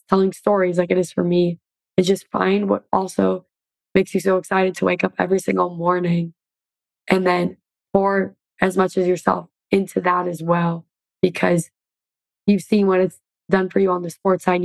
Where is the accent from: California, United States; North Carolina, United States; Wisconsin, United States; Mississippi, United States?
Wisconsin, United States; Oshkosh; moved away; I was able to help raise money for my hometown. We raised together over $100,000 and built a new softball field in Oshkosh, Wisconsin.